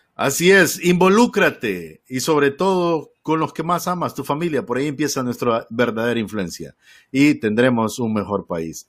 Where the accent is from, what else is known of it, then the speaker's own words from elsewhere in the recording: Honduras; tenía muchos años de no escuchar radio eh, tradicional en mi país, el otro día camino al trabajo iba escuchando una de las emisoras, no me acuerdo si era Radio América o HRN